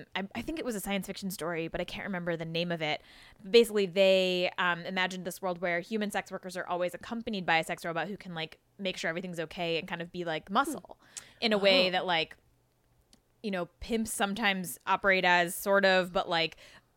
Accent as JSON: {"language": "English", "town": "San Diego", "region": "California", "country": "United States", "tie": "born or raised there", "said": "I grew up in San Diego"}